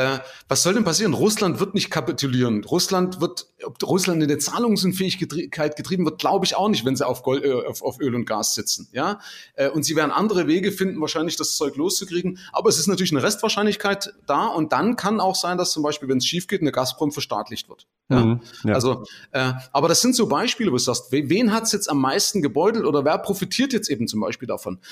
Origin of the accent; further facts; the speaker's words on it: Germany; als Deutscher